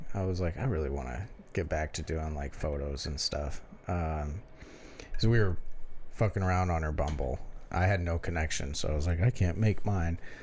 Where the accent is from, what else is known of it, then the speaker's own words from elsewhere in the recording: Detroit, Michigan, United States; we're from Detroit.